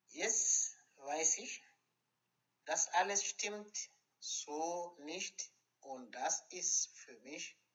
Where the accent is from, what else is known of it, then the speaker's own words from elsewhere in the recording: foot of Kilimanjaro, Tanzania; Als Kolonialkind, aufgewachsen am Fuß des Kilimanjaro